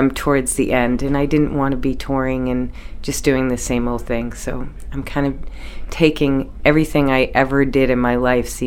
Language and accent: English; Peabody, Massachusetts, United States; moved away as an adult; also born or lived in Center Lovell, Maine; now in Maine, United States; we're from Peabody, and my grandparents came off the boat, but, you know, it was a very normal kind of Peabody lifestyle. But I came to Maine when I was 19